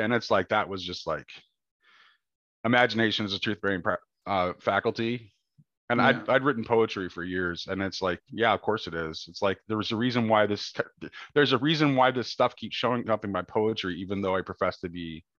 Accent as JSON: {"language": "English", "country": "United States", "said": "I'm an American."}